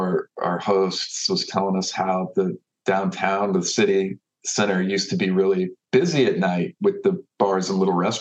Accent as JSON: {"language": "English", "town": "Austin", "region": "Texas", "country": "United States", "tie": "born or raised there", "said": "I've lived here, I grew up here in Austin"}